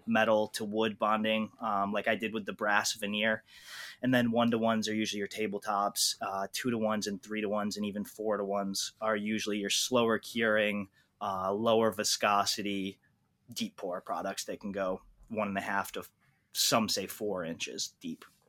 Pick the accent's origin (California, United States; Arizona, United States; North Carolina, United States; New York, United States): New York, United States; also born or lived in Idaho; I grew up in New York, moved to Idaho for a couple years to go get a graduate degree out there